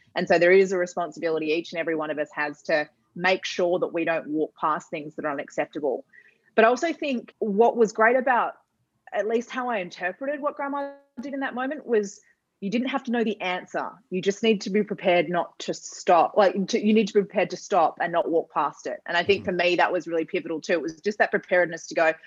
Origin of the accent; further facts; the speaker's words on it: Perth, Western Australia, Australia; we grew up in Perth, for those who know Perth well, it was in Scarborough.